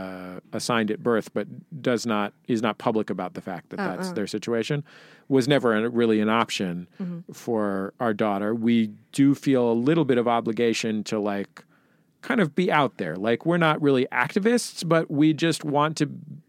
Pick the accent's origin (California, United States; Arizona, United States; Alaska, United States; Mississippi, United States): California, United States; San Francisco; I grew up in the Mission in San Francisco, like I grew up 8 blocks from Castro Street